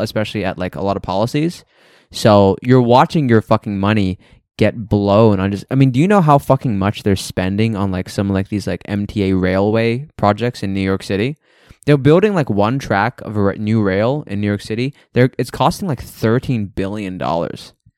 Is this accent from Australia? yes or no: yes; Australia; moved away; I'm from Australia